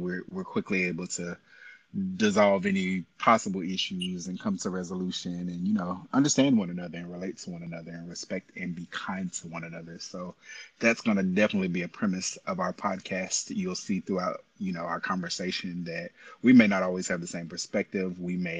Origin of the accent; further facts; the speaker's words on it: Tallahassee, Florida, United States; also born or lived in Memphis; I'm originally from Tallahassee, Florida. Family was military. We moved around quite a bit. Eventually, we landed in Memphis. I spent most of high school in Memphis.